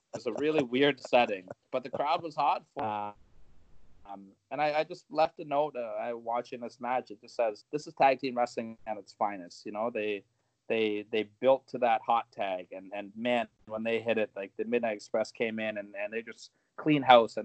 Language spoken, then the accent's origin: English; Canada; as a Canadian